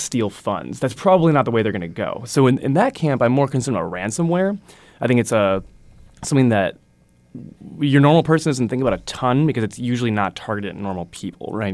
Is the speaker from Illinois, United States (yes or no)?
no; Wisconsin, United States; moved away; I'm originally from Wisconsin. I'm a Wisconsin guy through and through